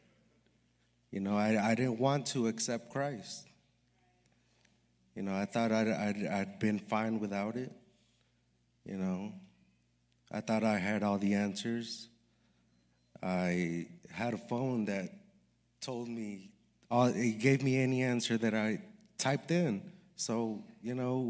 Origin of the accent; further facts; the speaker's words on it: Los Angeles, California, United States; I'm from Los Angeles, California. I was raised by my single mother